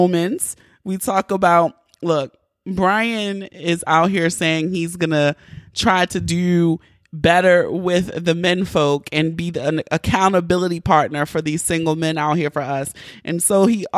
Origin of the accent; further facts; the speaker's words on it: Baltimore, Maryland, United States; I'm from Baltimore